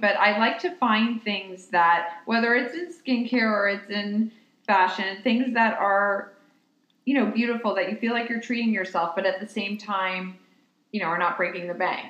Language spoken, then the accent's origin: English; New York, United States; I was born and raised in New York